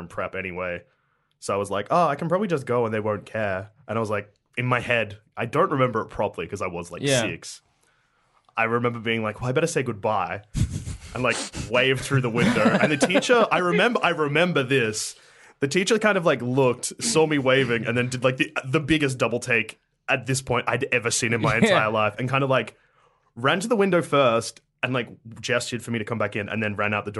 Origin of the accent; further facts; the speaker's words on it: Sunbury, Victoria, Australia; I grew up in Sunbury, which isn't a country town